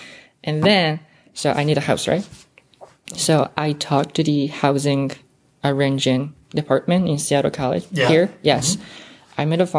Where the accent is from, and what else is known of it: Osaka, Japan